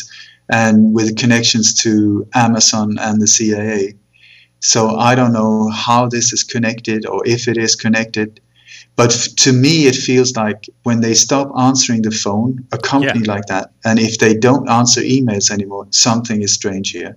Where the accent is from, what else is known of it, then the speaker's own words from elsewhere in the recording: Sweden; also born or lived in Copenhagen, Denmark; But I moved to Sweden when I was 8, and then I grew up there